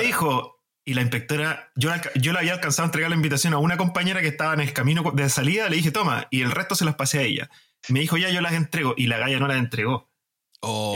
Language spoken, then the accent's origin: Spanish; Chile; Yo también soy chileno